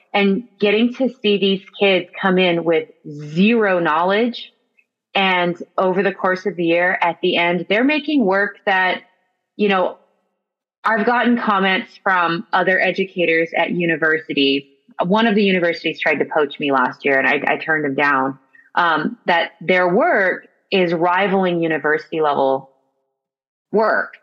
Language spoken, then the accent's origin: English; the Valley, California, United States; also born or lived in San Francisco; I actually was born and raised here in the Valley